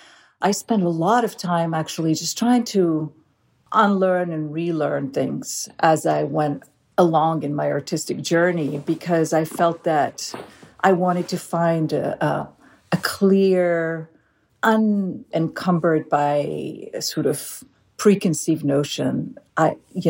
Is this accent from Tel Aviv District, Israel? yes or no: no; Galilee, Northern District, Israel; I grew up in Israel, in the northern part of Israel, in the Galilee